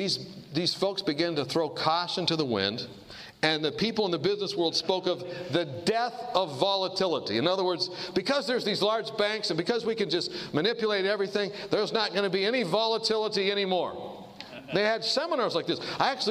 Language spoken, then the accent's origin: English; Kansas, United States; And I went to the bank and I said, look, I'm from Kansas.